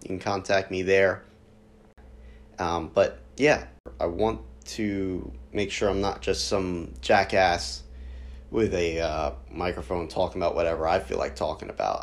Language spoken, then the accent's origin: English; New Jersey, United States; I lead a running community here in my hometown in South Jersey